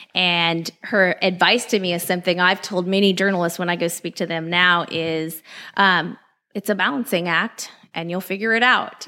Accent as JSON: {"language": "English", "region": "California", "country": "United States", "tie": "born or raised there", "moved": "as an adult", "lives_now": "Dallas, United States", "said": "I grew up in California"}